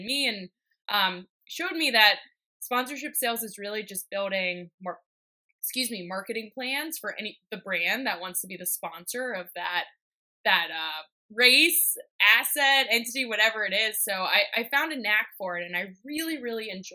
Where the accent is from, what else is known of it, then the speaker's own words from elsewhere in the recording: Pittsburgh, Pennsylvania, United States; I grew up in Pittsburgh, Pennsylvania